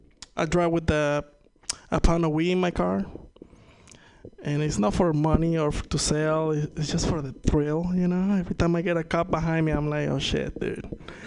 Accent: Venezuela; English is a second language; I'm from Venezuela. If you ever wonder what it's like to lose 99.9999% of the value of your money, been there, done that. It's not fun. That's why I'm speaking to you in my second fucking language, you know what I mean? I wish I could be doing this in Spanish

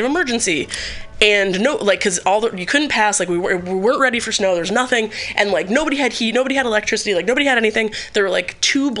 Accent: Buffalo area, New York, United States; moved away; I'm from Buffalo. I grew up in the forest, like, 3 hours

